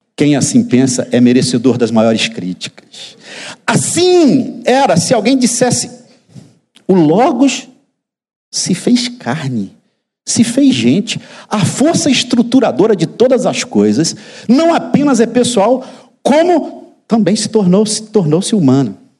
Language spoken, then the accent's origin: Portuguese; interior of Bahia, Brazil; moved away; No interior da Bahia, de onde eu venho